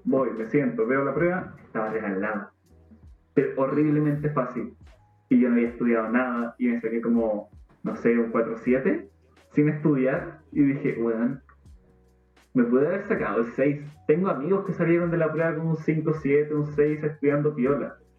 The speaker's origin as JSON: {"language": "Spanish", "town": "Temuco", "region": "Araucanía", "country": "Chile", "moved": "yes", "said": "soy de Temuco"}